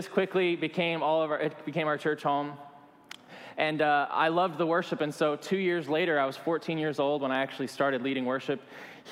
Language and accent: English; Alabama, United States; moved away; I was born in the South in Alabama